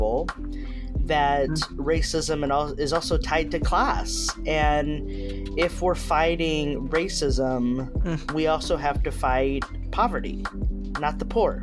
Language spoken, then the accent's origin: English; Texas, United States; also born or lived in Berkeley, California; now in Nashville, United States; I'm from Texas, didn't want to return to Texas, so came to Nashville